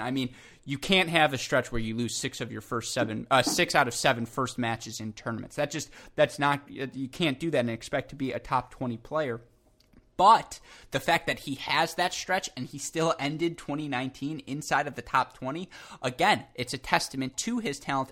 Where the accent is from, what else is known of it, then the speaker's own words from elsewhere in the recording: Michigan, United States; I'm from Michigan.